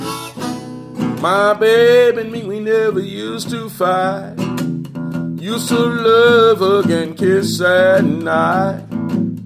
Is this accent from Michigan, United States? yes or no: yes; Detroit, Michigan, United States; I'm a kid from Detroit. I'm from Motown